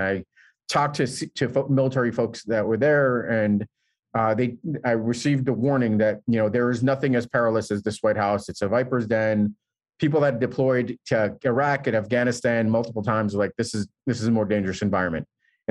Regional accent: New York City, New York, United States; I grew up in New York City

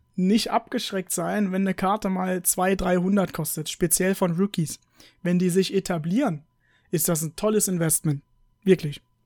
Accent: United States; ich bin Amerikaner und äh, mein Opa ist halt auch Amerikaner

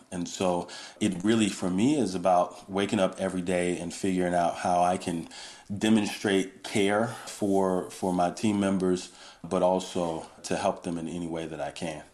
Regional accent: Georgia, United States; moved away as an adult; now in California, United States; I grew up on the on the East Coast, really in the South, in Georgia

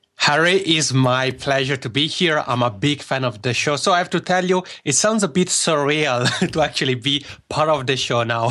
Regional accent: Locarno, Ticino, Switzerland; accent: Macaroni accent; first language Italian; English is a second language; moved away as an adult; now in Helsinki, Finland; my hometown in Switzerland called Locarno

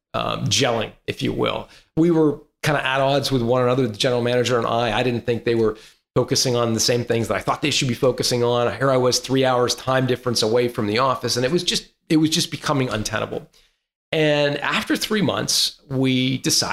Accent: Toronto, Ontario, Canada; moved away as an adult; also born or lived in Santa Cruz, California; I grew up in Toronto, where it's cold 4 months of the year

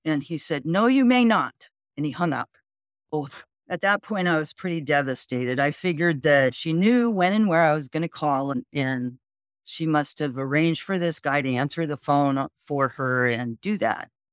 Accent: Whittier, California, United States; I grew up in Whittier, California, which is hometown of former President Richard M. Nixon.

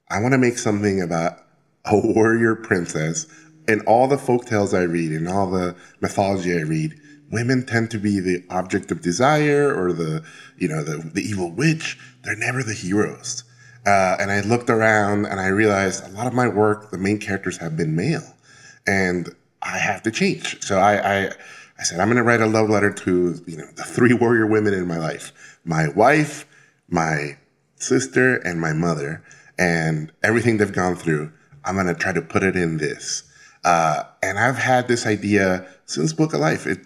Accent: Mexico City, Mexico; And as a kid, uh, I grew up in Mexico City and I would go, I, w- I got taken by school to the uh, National Museum of Anthropology in Mexico City

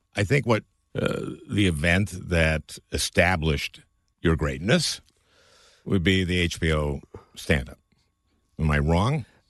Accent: St. Louis Park, Minnesota, United States; I grew up in Saint Louis Park

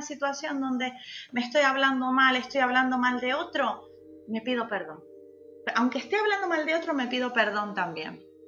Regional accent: Argentina; now in Canary Islands, Spain; como buena argentina aquí

